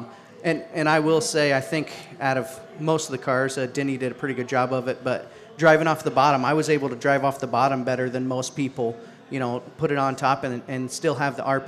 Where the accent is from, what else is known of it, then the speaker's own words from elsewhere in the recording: United States; I grew up around Adams County